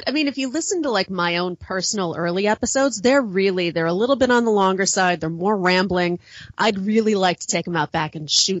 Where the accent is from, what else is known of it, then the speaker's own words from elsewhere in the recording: Chicago, Illinois, United States; I know everybody assumes that I am from the South, but I am. But the closest from the South I am is the South Side of Chicago. I do spend a lot of time in the South, so I think I just sort of picked up a little bit of that cadence.